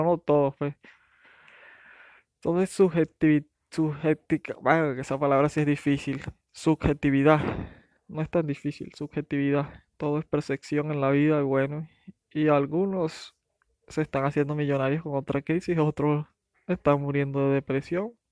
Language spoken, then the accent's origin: Spanish; Venezuela; pero es que estoy hablando de inmigración y soy venezolano, siempre me voy a Venezuela, a Venezuela